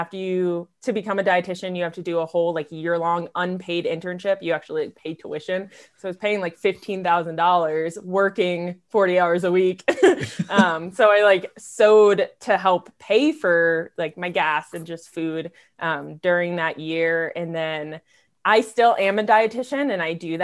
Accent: Maryland, United States; moved away as an adult; now in Hailey, United States; I'm from Maryland originally

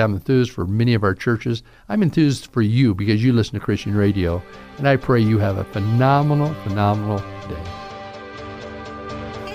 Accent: Southern, United States; accent: Southern drawl; I have this Southern drawl

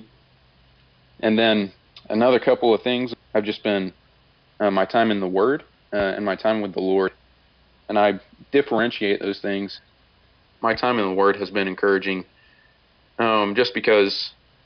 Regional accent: Muskogee, Oklahoma, United States; I'm from Muskogee, Oklahoma

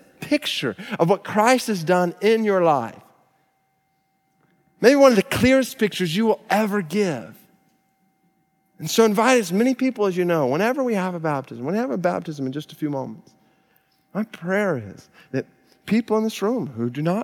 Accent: Stone Mountain, Georgia, United States; we're from Stone Mountain, Georgia

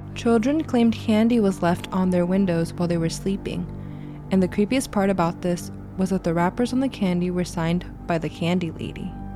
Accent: Terrell, Texas, United States; So, Terrell, Texas is my hometown. I lived there for 26 years

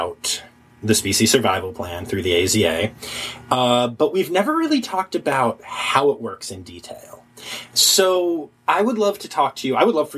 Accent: Philadelphia, Pennsylvania, United States; So I have to tell you that I'm from Philadelphia

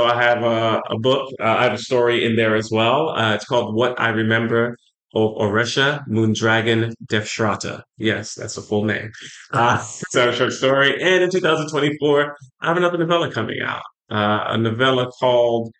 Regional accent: Texas, United States; I grew up in Texas

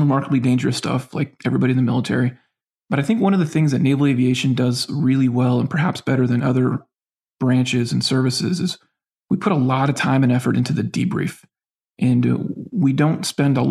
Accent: Northwest Florida, United States; I grew up in Northwest Florida

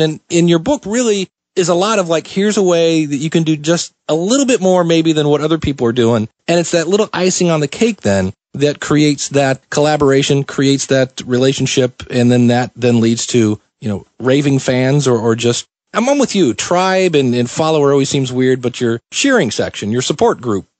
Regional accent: Akron, Ohio, United States; also born or lived in Cleveland, Ohio; I grew up in Akron, Ohio

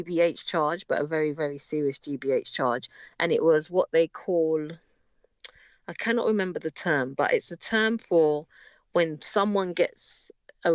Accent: London, United Kingdom; we grew up in North London, in Edmonton, North London

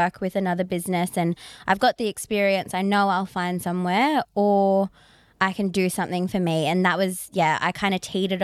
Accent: Shellharbour, New South Wales, Australia; I'm from Shell Harbour. So I've always worked in Sydney

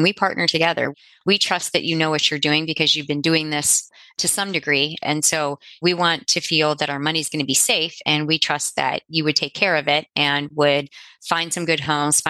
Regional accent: Midwest, United States; also born or lived in Cincinnati, Ohio; we are from the Midwest. We live in Cincinnati, Ohio.

